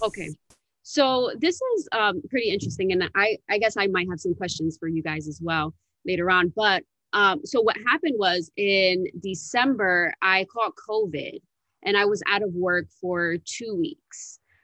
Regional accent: Paterson, New Jersey, United States; also born or lived in Miami; I was born and raised in Paterson, New Jersey

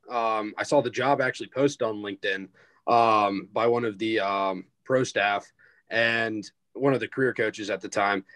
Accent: Greenville, South Carolina, United States; I'm a senior from Greenville, South Carolina

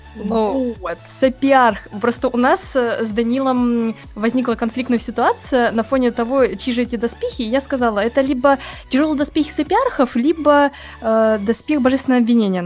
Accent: Rostov-on-Don, Rostov Oblast, Russia; Я сама из Ростова-на-Дону

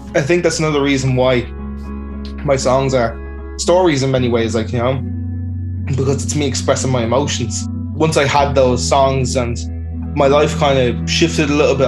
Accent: Dublin, Leinster, Ireland; I'm from Blanchardstown, Dublin. Um, I grew up in the suburbs

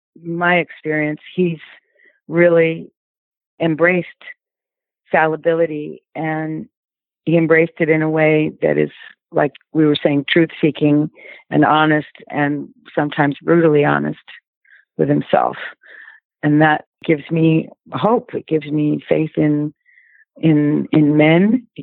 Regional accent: Brooklyn, New York, United States; I'm basically from Brooklyn.

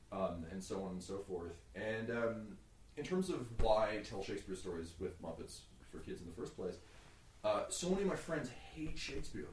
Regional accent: Mississauga, Ontario, Canada; I grew up in Mississauga

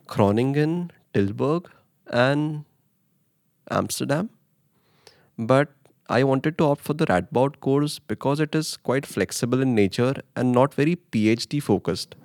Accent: Mumbai, Maharashtra, India; moved away as an adult; now in Netherlands; I come from Mumbai, India

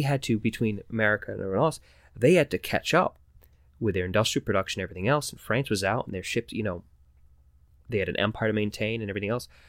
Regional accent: Connecticut, United States; We, we live in, uh, we're from Connecticut, so we're in the pizza belt.

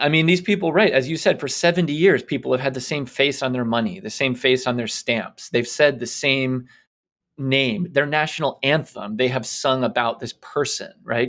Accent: United States; also born or lived in England; as an American

